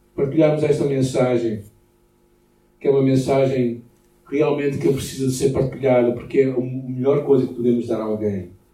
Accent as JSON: {"language": "Portuguese", "country": "Portugal"}